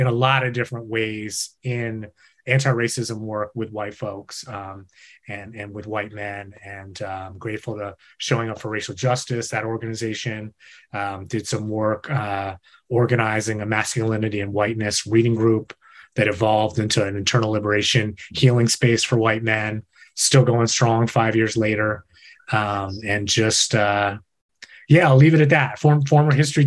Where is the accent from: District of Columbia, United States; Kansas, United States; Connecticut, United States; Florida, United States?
District of Columbia, United States; Washington; born and raised in Washington, D.C.